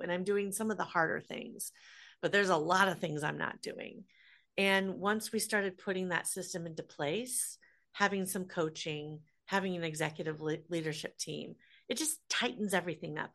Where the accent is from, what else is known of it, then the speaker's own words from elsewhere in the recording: Des Moines, Iowa, United States; I grew up in Des Moines, Iowa, so the middle of the country.